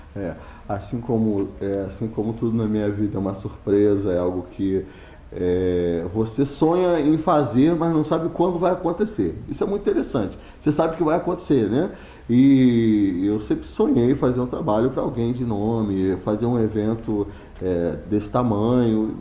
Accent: Teresópolis, Rio de Janeiro, Brazil; eu sou de Teresópolis

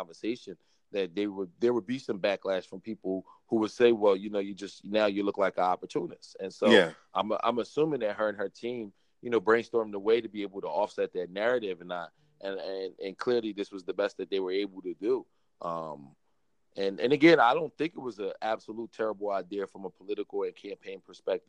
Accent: Philadelphia, Pennsylvania, United States; growing up in Philadelphia

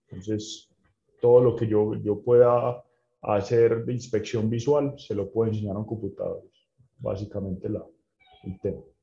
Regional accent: Medellín, Antioquia, Colombia

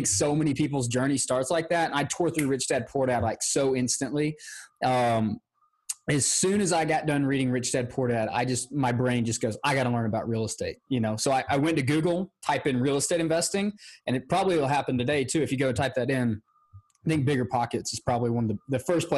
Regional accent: Georgia, United States; I'm from Georgia and it gets hot here in the summer

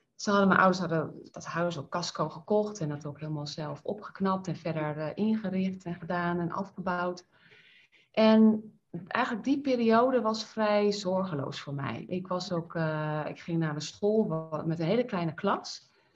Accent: IJsselstein, Utrecht, Netherlands; ik ben in IJsselstein geboren

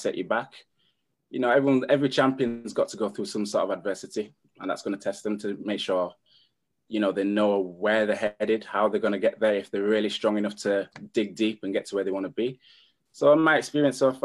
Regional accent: United Kingdom; from Great Britain

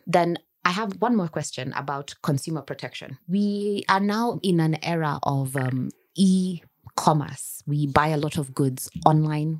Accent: Kenya; I am a Kenyan citizen

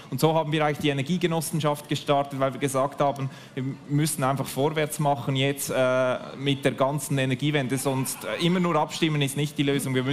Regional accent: Nidwalden, Switzerland; Bei mir ist es so, ich komme aus dem Kanton Nidwalden, und als ich aufgewachsen bin, ging es darum, den Atommüll bei uns im Kanton zu versorgen.

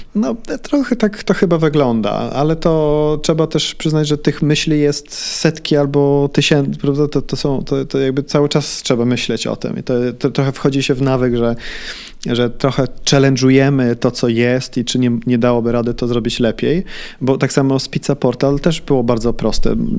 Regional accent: Sweden; moved away as an adult; also born or lived in Warsaw, Poland; now in Poland; Miałem rok, jak z Warszawy się wyprowadziliśmy do Szwecji. Ja całe życie dorastałem w Szwecji

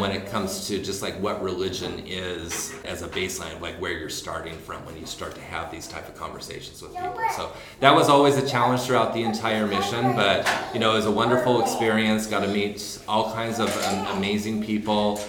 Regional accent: Orem, Utah, United States; I grew up in Orem, Utah. And that's basically where I spent almost all my childhood

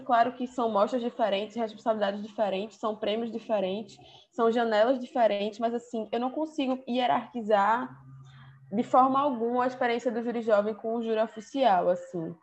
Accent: Recife, Pernambuco, Brazil; eu sou de Recife, Pernambuco

